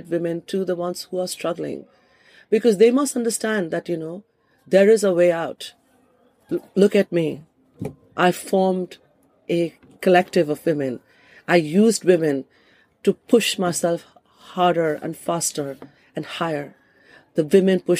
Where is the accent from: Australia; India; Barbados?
India; moved away as an adult; also born or lived in Kolkata, India; now in London, United Kingdom; as a woman who's lived in this country for 28 years, much longer than I've lived in India